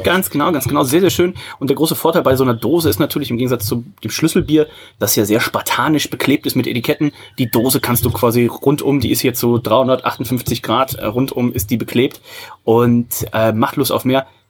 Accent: Odenthal, North Rhine-Westphalia, Germany; bei uns in Odenthal

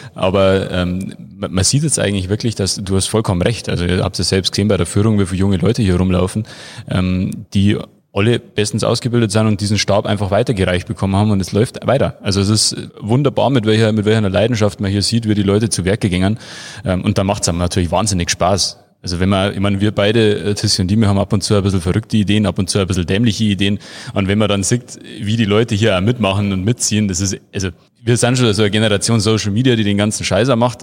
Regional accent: Freising, Bavaria, Germany; ich bin ja quasi hier aufgewachsen, im, im Schatten des Berges

